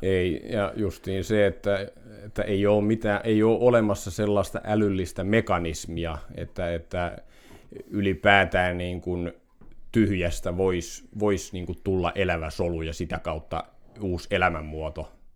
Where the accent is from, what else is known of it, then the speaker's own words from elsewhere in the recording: Finland; synnyin täällä Kyrössä